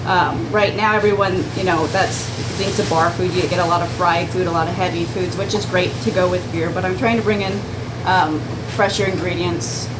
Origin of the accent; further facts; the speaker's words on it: Phoenix, Arizona, United States; moved away; also born or lived in Mogollon Rim, Arizona; I'm originally from Phoenix.